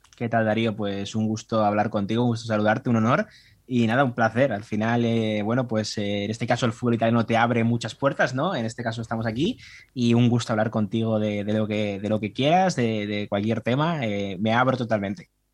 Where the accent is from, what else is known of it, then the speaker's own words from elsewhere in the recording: Spain; como español y consumidor habitual de prensa